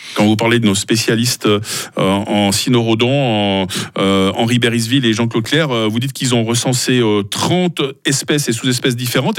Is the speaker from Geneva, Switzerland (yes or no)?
no; Vaud, Switzerland; moved away; je viens du canton de Vaud à la base